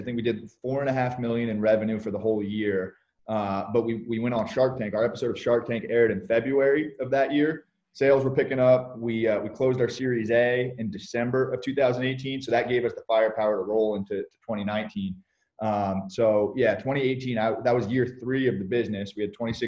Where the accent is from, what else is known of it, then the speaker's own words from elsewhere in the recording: Kingston, New York, United States; We're from upstate New York. We grew up in Kingston, 2 hours north of New York City